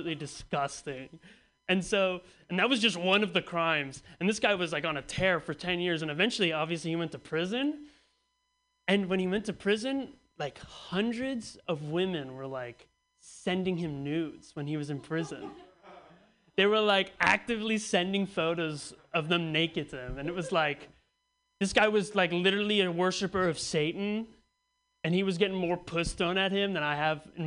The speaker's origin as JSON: {"language": "English", "area": "the Bay Area", "region": "California", "country": "United States", "tie": "born or raised there", "said": "I grew up in the Bay Area, so it's a pretty liberal culture"}